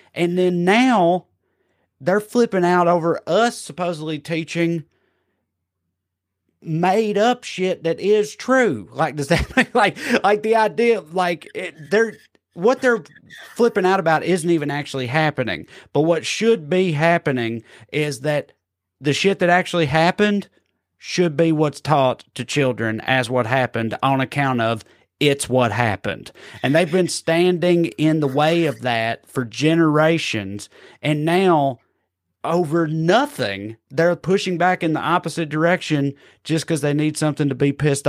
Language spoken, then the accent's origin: English; the South, United States; It's so infuriating to me because I grew up in the South